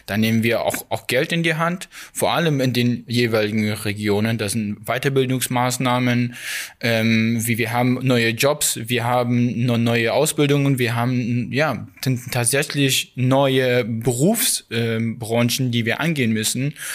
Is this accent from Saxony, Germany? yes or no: yes; Saxony, Germany; ich fühle mich in, Ostdeutscher, in, als Ostdeutscher. Ich bin hier aufgewachsen.